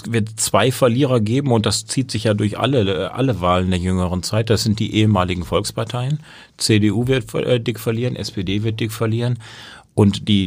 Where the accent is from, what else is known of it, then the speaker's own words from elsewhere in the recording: Baden-Württemberg, Germany; Naja, also ich komme aus Baden-Württemberg, da haben wir einen grünen